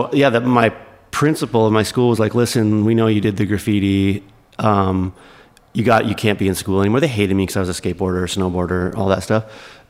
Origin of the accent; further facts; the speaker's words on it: Grimsby, Ontario, Canada; I grew up like an hour outside of Toronto, a small town called Grimsby.